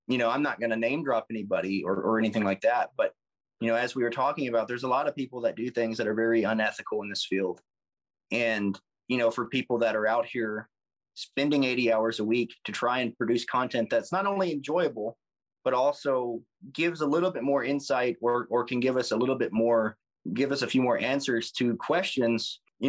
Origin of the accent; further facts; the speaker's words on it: the South, United States; being from the South